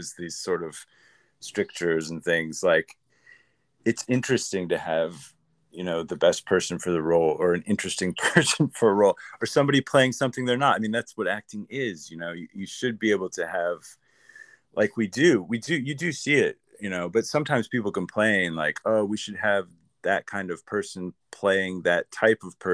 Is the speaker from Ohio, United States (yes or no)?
no; Grand Rapids, Michigan, United States; moved away as an adult; also born or lived in Illinois; now in Los Angeles, United States; I'm Midwest. I'm like upper Midwest. Like I grew up 3 hours from Chicago in Illinois, and then we moved back to Michigan, and I was another 3 hours from Chicago in Michigan